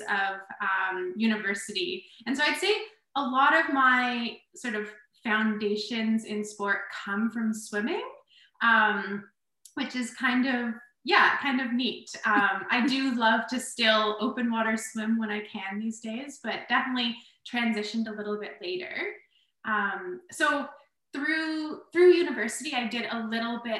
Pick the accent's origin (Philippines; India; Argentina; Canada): Canada; Kingston, Ontario; Kingston, my hometown